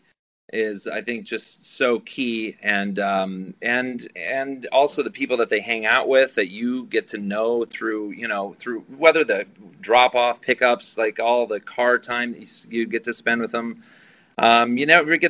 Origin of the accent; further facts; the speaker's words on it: Dodge City, Kansas, United States; moved away as an adult; now in Los Angeles, United States; Well, I'm from Dodge City, Kansas, and I moved to Los Angeles when I was 19.